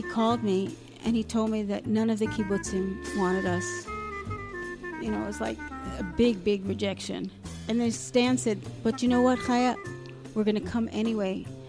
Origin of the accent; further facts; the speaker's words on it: Alaska, United States; now in Safed, Israel; Well, I think because we came from Alaska, they sent us to the most northern absorption center, which happens to be in Tzfat.